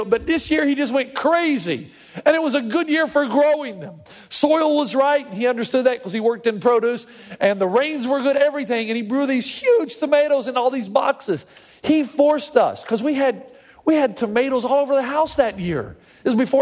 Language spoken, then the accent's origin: English; the South, United States; moved away as an adult; now in California, United States